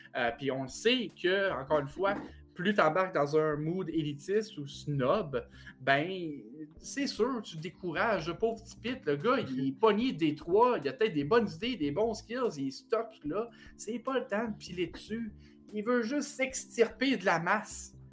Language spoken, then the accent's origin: French; Quebec, Canada